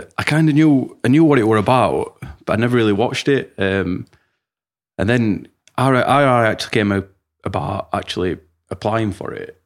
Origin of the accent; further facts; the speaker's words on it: Rotherham, Yorkshire and the Humber, United Kingdom; I'm from Rotherham